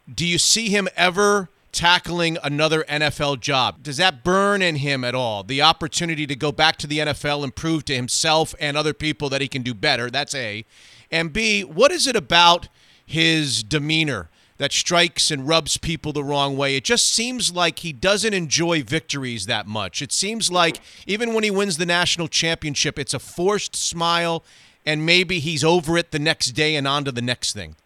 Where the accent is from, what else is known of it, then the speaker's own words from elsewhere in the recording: South Florida, United States; I'm from South Florida